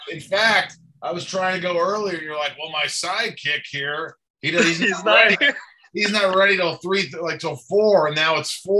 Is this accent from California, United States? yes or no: no; New York, United States; now in Los Angeles, United States; I live in LA, but when they're playing the Knicks, I was born in New York